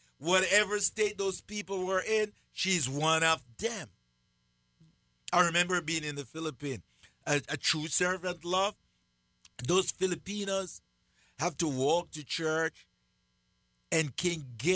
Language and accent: English; Jamaica; moved away; from my own country where I was born, Jamaica